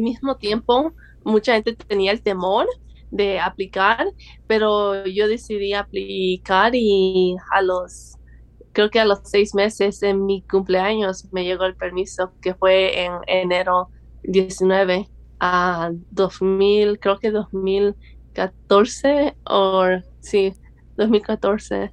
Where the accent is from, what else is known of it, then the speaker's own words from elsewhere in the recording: El Salvador; now in Los Angeles, United States; soy del El Salvador